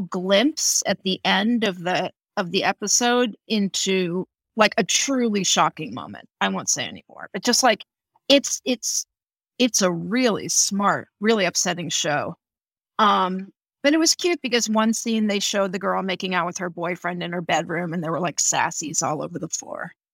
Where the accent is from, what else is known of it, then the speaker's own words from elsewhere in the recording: Houston, Texas, United States; I grew up in Texas